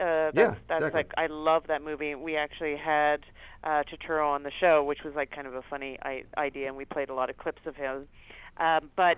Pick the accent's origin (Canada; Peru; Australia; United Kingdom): Canada; I grew up in Canada